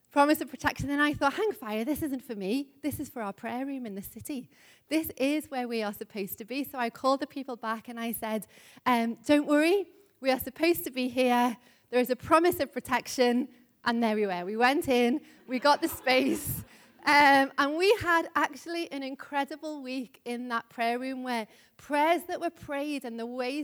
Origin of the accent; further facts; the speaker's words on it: Liverpool, North West England, United Kingdom; you may know I'm from Liverpool, if you haven't been already able to tell. But a number of years ago when I was living in Liverpool